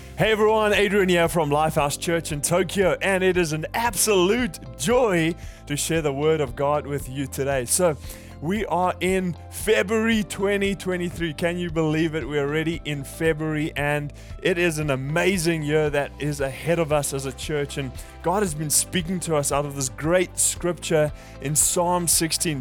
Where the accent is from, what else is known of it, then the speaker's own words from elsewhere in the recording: South Africa; moved away; I'm I'm from South Africa